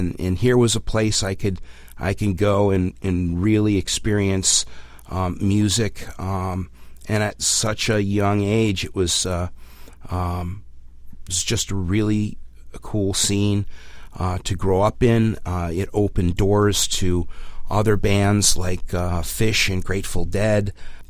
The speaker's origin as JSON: {"language": "English", "town": "West Hartford", "region": "Connecticut", "country": "United States", "tie": "born or raised there", "said": "I was raised in West Hartford, Connecticut, and started seeing …, like many Connecticut Creekers, around the age of 15 years old"}